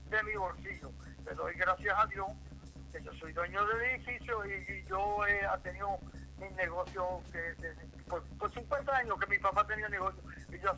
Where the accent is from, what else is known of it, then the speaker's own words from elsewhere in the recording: New York, United States; moved away as an adult; now in San Germán, Puerto Rico; yo soy nacido y criado en Nueva York. Okay. Yo soy de Nueva York, pero me encanta Puerto Rico. yo vengo de una tradición que mis papás son del campo